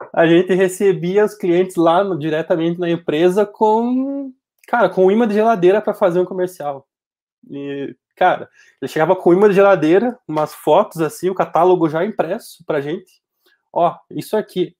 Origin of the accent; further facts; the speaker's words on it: Passo Fundo, Rio Grande do Sul, Brazil; tenho 28 anos, sou daqui de Passo Fundo